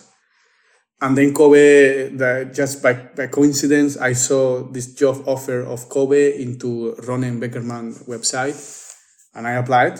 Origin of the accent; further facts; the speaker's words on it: Spain; moved away as an adult; also born or lived in Lithuania / Copenhagen, Denmark; I was living in Lithuania, but I'm from Spain.